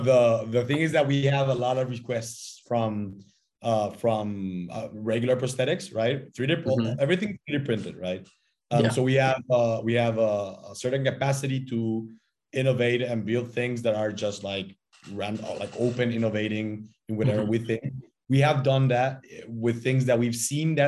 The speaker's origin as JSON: {"language": "English", "country": "Paraguay", "tie": "born or raised there", "said": "I'm also Paraguayan. I was born and I studied here"}